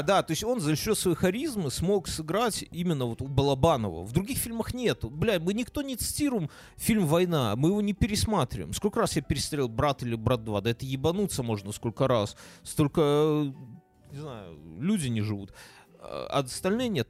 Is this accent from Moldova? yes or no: no; Belarus; also born or lived in Ukraine (ancestry); мы же белорусы